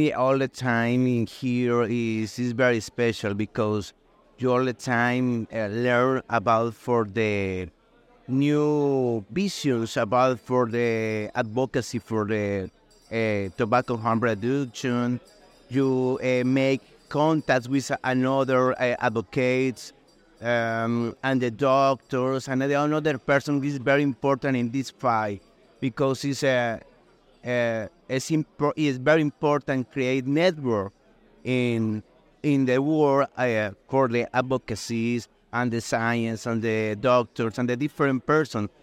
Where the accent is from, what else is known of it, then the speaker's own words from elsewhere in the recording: Colombia; I come from Colombia